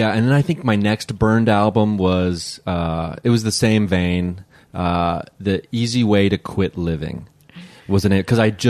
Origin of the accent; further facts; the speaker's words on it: Dayton, Ohio, United States; Dayton, Ohio.